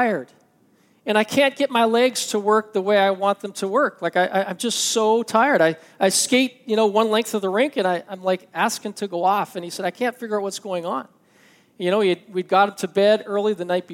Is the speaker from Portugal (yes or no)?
no; Canada; I'm Canadian